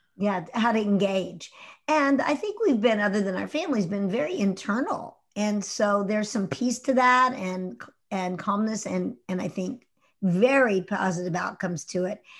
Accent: Houston, Texas, United States; As a kid growing up in Houston, I grew up in Houston in, in the, uh, sixties and, uh, seventies.

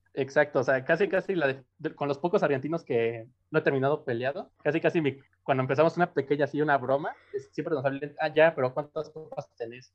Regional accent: Mexico City, Mexico; accent: chilango; soy de la Ciudad de México

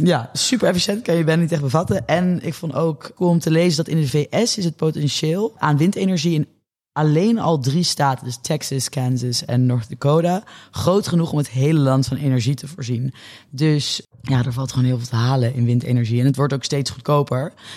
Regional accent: Netherlands; als Nederlanders zijn we

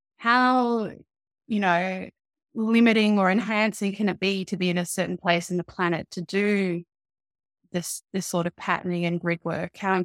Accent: Australia; because obviously I'm Australian and not Welsh, and I've lived all over the place

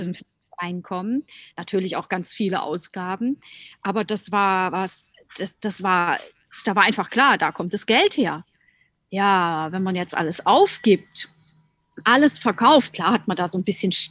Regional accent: Rhineland-Palatinate, Germany; Äh, ich komme ja aus der Pfalz und ich liebe die Pfalz.

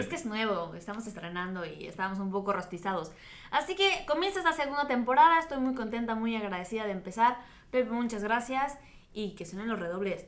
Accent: Mexico; moved away as an adult; also born or lived in Qatar; now in Doha, Qatar; soy mexicana, soy periodista, llevo cuatro años y meses por acá, por este Medio Oriente

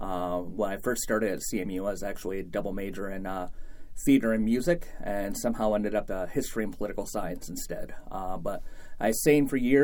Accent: Mount Pleasant, Michigan, United States; moved away as an adult; growing up in Mount Pleasant at the time I did. I graduated from high school in 1995

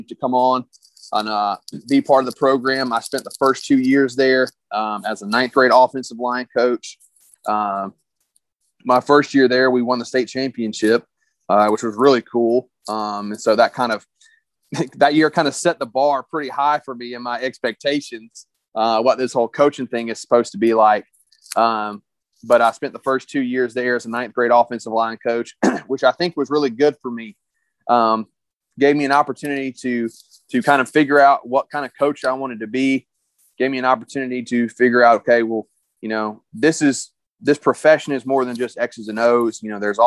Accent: South Georgia, United States; now in Loganville, United States; I grew up down in South Georgia, real small town, real small school.

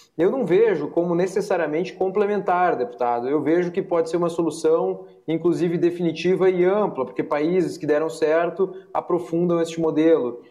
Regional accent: Lajeado, Rio Grande do Sul, Brazil; now in Brasília, Brazil; Eu sou de Lajeado, hoje estou aqui em Brasília, né? Eu sou chefe de gabinete, deputado federal aqui em Brasília, estou aqui em Brasília

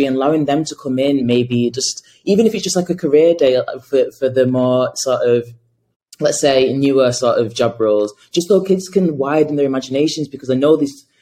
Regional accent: Salford, North West England, United Kingdom; I grew up in Salford

